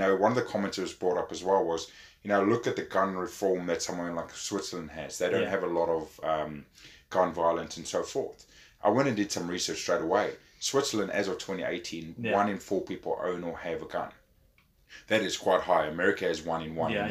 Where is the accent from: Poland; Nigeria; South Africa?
South Africa; now in New Zealand; me growing up in South Africa